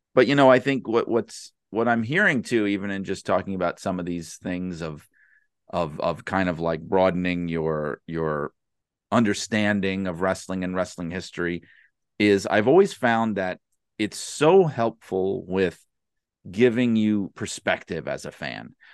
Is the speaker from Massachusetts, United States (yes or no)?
no; New York City, New York, United States; my mother had this big, rowdy, crazy Brooklyn, New York, Italian family that essentially raised me